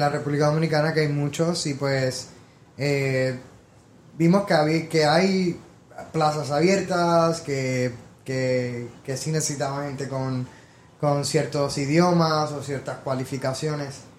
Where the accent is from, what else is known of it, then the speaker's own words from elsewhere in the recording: San Juan, Puerto Rico; moved away as an adult; now in New York, United States; nací en Puerto Rico, en San Juan. Eh, tuve toda mi vida allá hasta los 18 años